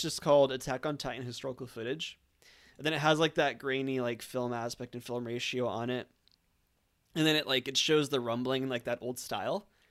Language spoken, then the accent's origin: English; Orange County, California, United States; I grew up in Orange County